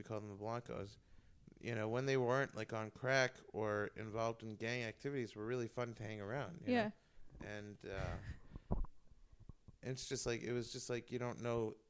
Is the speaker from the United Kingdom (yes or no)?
no; New York City, New York, United States; moved away as an adult; I'm from New York. I lived there my whole life. I was really getting fed up. I felt stuck in New York.